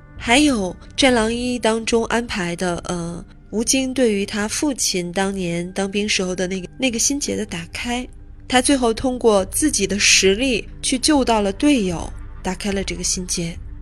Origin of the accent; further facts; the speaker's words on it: China; 我们中国人